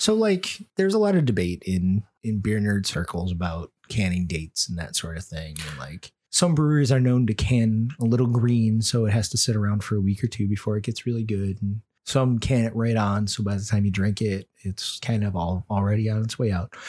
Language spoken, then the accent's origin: English; Rochester, New York, United States; my hometown institution